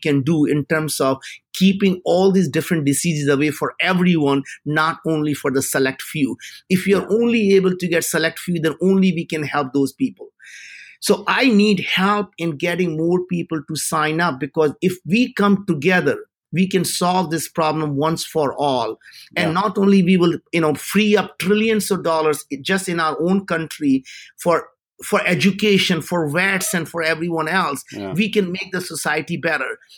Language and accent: English; India; moved away; as an Indian